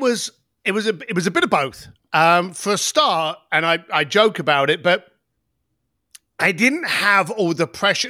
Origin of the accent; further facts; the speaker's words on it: London, United Kingdom; I came from the East End of London